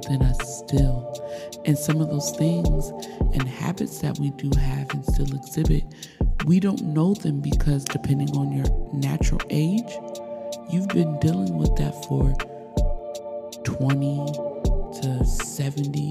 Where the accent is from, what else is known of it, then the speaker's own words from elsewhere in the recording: United States; growing up in America